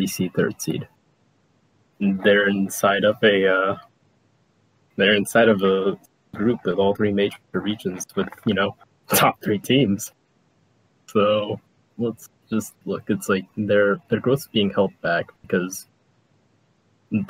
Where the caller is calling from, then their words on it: Memphis, Tennessee, United States; I wish I wasn't calling from Memphis, Tennessee